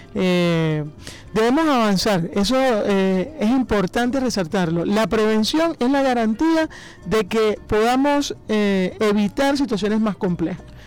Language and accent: Spanish; Venezuela; nosotros como venezolanos